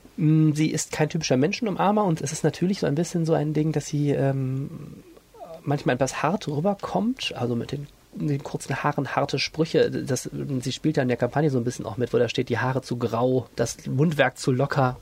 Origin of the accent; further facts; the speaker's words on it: Düsseldorf, North Rhine-Westphalia, Germany; wir Düsseldorfer